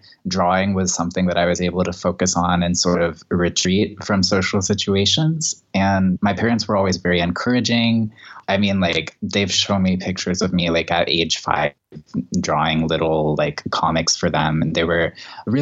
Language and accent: English; Atlanta, Georgia, United States; So I'm from Georgia, as you mentioned, I'm from Atlanta. And just like, growing up in the South